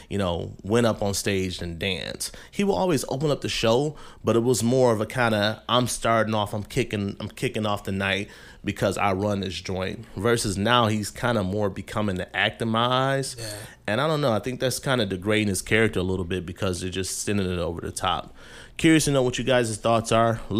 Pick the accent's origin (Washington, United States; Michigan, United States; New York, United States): Michigan, United States; Detroit; You guys know growing up in Detroit, you know the discourse that could be had about building casinos in an impoverished area.